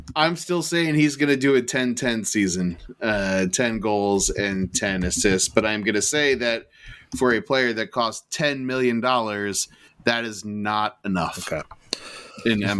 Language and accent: English; United States; I'm American